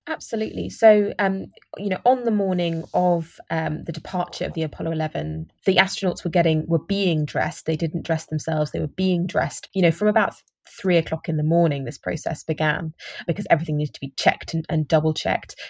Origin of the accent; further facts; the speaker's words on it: United Kingdom; I'm, I'm British